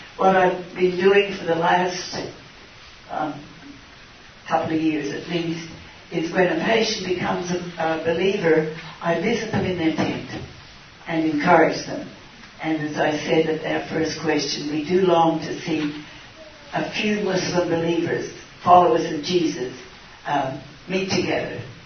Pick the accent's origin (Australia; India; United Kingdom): Australia; moved away as an adult; now in Jordan; I'm from Australia